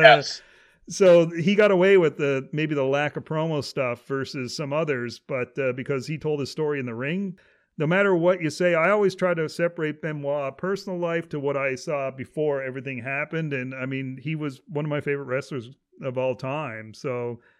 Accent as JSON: {"language": "English", "country": "Canada"}